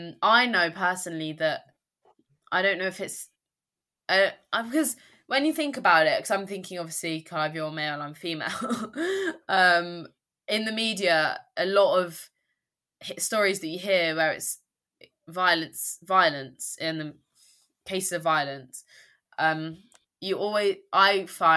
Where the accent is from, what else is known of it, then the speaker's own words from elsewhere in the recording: United Kingdom; I think it is culturally we are, as in British people, less likely to cause conflicts, kick up a fuss, as you said.